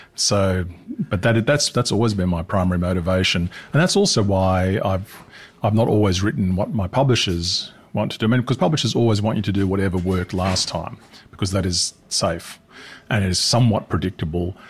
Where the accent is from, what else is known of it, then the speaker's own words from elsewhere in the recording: Australia; my home country too, because I'm Australian